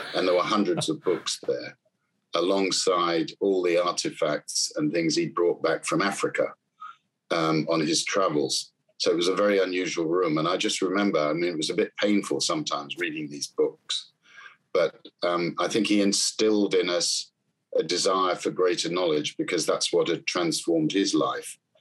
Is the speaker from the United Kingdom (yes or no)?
yes; London, United Kingdom; I grew up in South London in a, a borough called Battersea.